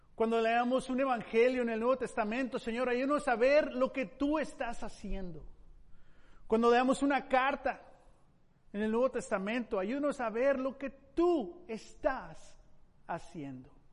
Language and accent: Spanish; Mexico; Como mexicano, Padre, me siento ah, entusiasmado en las posibilidades de, de cambio en la cultura mexicana